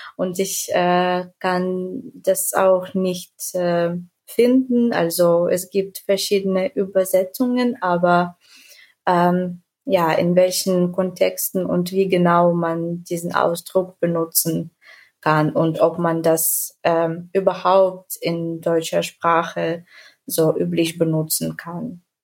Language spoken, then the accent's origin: German; Ukraine; German is a second language; ich komme aus der Ukraine